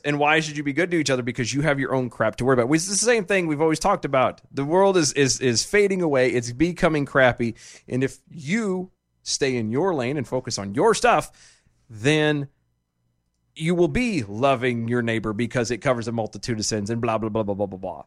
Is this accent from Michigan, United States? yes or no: no; Odessa, Texas, United States; I was born in Odessa